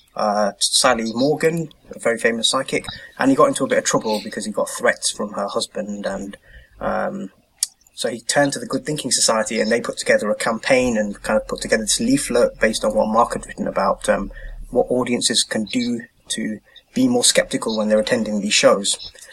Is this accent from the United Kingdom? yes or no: yes; United Kingdom; moved away as an adult; now in Norway; being a British humanist